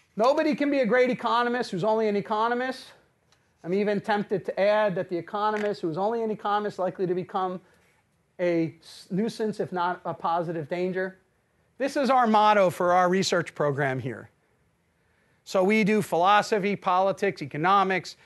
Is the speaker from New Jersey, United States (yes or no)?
yes; New Jersey, United States; I'm from New Jersey